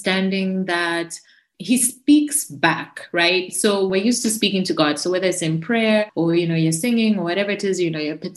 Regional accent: Zambia; I'm from Zambia, right? So I'm from Africa

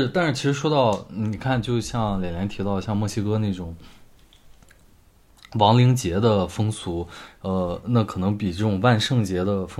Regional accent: China; 对于我们中国人来说，死亡是一个非常严肃的话题。

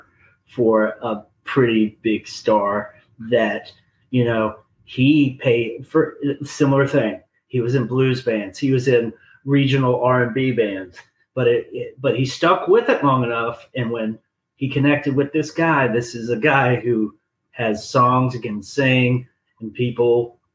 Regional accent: Huntsville, Alabama, United States; also born or lived in New Orleans / Greenville; my hometown of Huntsville, Alabama

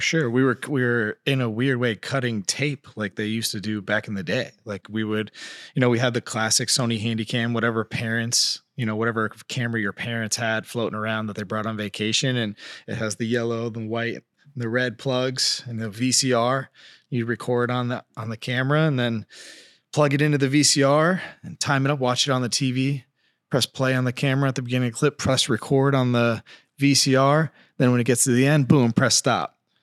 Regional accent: Colchester, Connecticut, United States; moved away as an adult; also born or lived in California; growing up in Colchester, Connecticut

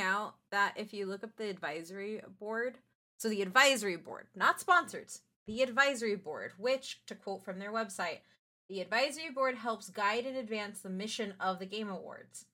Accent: San Antonio, Texas, United States; I'm from San Antonio, Texas

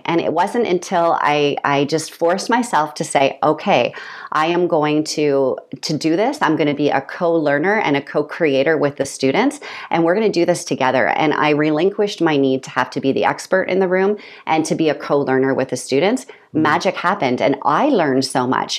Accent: Canada; moved away as an adult; also born or lived in Peterborough, Ontario / South Korea / Kenya / China; I'm a Canadian

